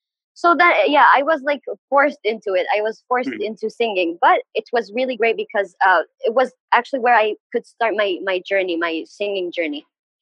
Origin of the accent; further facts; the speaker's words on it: Aden, Yemen; moved away as an adult; also born or lived in Sana'a; I'm from Aden. I used to live in Sana'a, actually. The society I used to live in was a bit conservative, but my family weren't very strict.